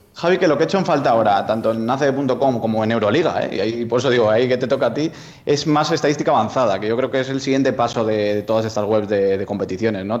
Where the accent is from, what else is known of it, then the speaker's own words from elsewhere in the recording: Soria, Castile and León, Spain; yo que soy de Soria